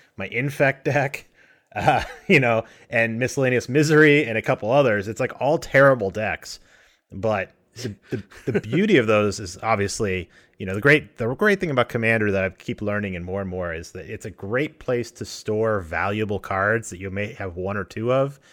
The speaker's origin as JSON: {"language": "English", "region": "Colorado", "country": "United States", "tie": "born or raised there", "moved": "yes", "said": "I grew up in Colorado in the middle of the mountains."}